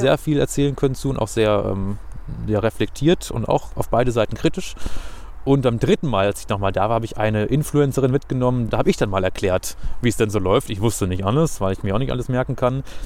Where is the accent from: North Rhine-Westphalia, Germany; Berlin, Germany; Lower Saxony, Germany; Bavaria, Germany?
Lower Saxony, Germany; Hanover; ich bin in Hannover geboren, habe nie woanders gewohnt